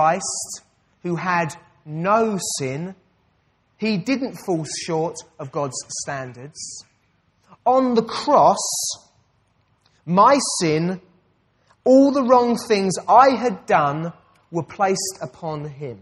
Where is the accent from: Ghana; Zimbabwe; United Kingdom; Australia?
United Kingdom; I'm a British citizen. That's my identity.